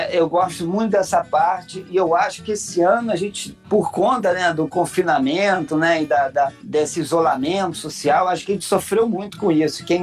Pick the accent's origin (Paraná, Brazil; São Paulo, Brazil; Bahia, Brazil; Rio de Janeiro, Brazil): Rio de Janeiro, Brazil; Mas eles vieram pro Rio há muito tempo e eu nasci no Rio mesmo nasci no Jardim Botânico, que é um bairro do, do Rio.